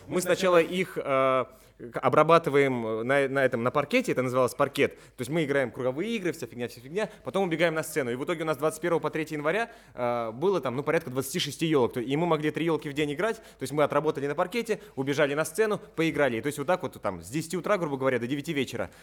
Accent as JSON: {"language": "Russian", "town": "Tomsk", "region": "Tomsk Oblast", "country": "Russia", "said": "я из Томска"}